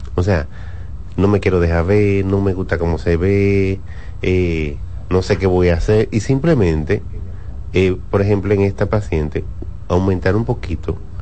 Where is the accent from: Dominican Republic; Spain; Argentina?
Dominican Republic; nosotros como dominicanos, latinos